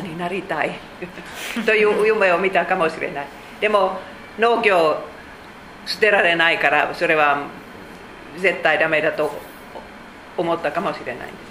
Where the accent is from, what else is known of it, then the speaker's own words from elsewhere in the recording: Finland; Japanese is a second language; moved away as an adult; now in Japan; 私たちフィンランド人は言います